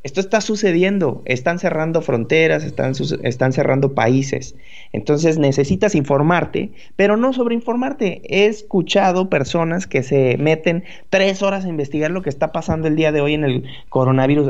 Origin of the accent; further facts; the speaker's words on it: Mexico; como mexicanos que somos